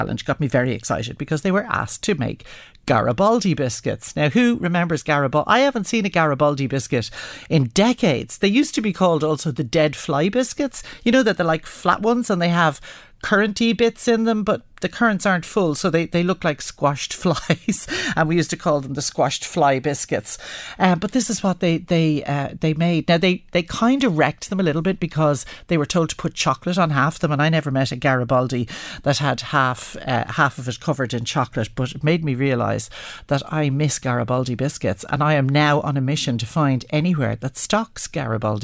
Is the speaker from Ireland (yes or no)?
yes; Dublin, Leinster, Ireland; growing up in Dublin